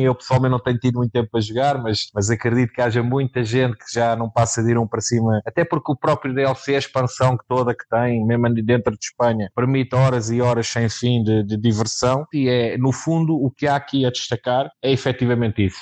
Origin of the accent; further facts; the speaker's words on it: Sintra, Lisbon, Portugal; eu sou aqui da zona de Sintra